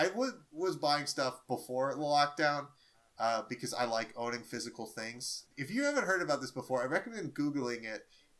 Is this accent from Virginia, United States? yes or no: no; New Orleans, Louisiana, United States; I grew up in New Orleans